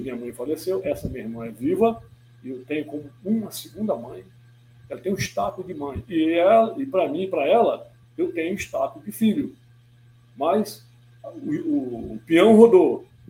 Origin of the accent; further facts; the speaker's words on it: Manaus, Amazonas, Brazil; eu sou manauara de nascimento